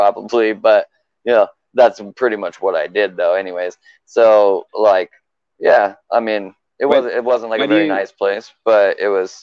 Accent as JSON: {"language": "English", "town": "Richland", "region": "Washington", "country": "United States", "tie": "born or raised there", "also_born_or_lived": "Tucson, Arizona", "moved": "as an adult", "said": "moved to a place called like the Tri-Cities, Washington, Richland"}